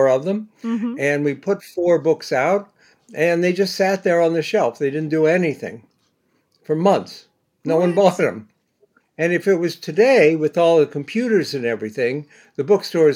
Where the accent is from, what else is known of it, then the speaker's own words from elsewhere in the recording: Bexley, Ohio, United States; now in New York, United States; I went to Ohio State. I grew up in Bexley.